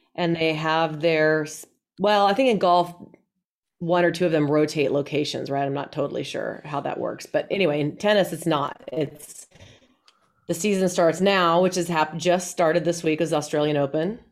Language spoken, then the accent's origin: English; Colorado, United States; I'm from Colorado.